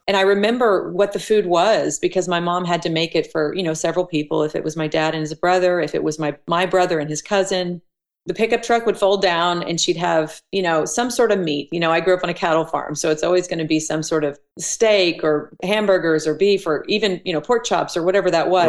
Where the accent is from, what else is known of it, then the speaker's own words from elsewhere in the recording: Elk City, Oklahoma, United States; moved away as an adult; also born or lived in Tulsa, Oklahoma / Broken Arrow, Oklahoma; I was born in Tulsa, Oklahoma, mm-hmm. raised in Elk City, Oklahoma, which is on the west side of the state